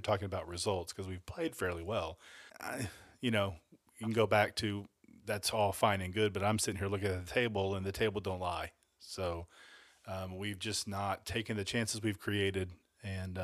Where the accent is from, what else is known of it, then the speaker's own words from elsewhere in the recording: Blacksburg, Virginia, United States; moved away; I grew up in Virginia in Blacksburg